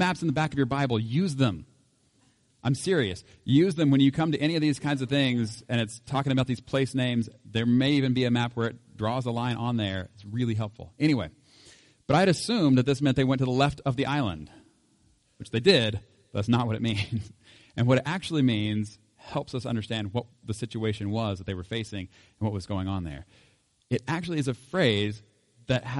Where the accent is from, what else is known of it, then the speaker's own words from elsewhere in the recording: Oklahoma, United States; I was raised in Oklahoma